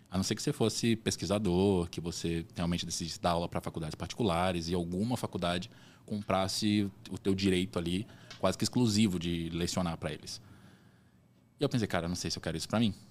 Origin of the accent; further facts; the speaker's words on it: Belém, Pará, Brazil; born there; Eu não sou de Salvador, eu nasci em Belém